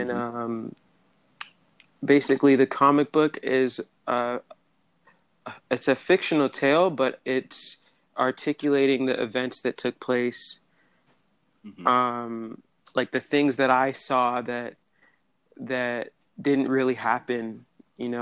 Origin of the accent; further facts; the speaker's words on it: Hamilton, Ontario, Canada; I'm from Hamilton, Ontario, and our city's known as a steel city.